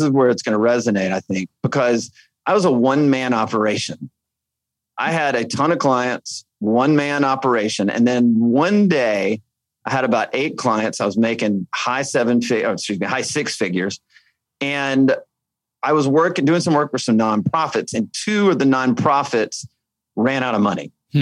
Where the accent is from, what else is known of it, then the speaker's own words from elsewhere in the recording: Alabama, United States; I grew up in Alabama